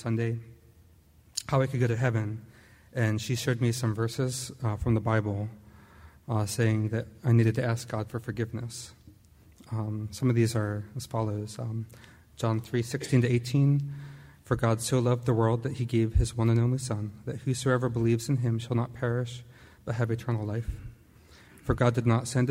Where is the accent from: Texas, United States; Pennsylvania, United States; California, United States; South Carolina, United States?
Pennsylvania, United States; Perkasie; I'm actually originally from Bucks County. I grew up in the Quakertown, Perkasie area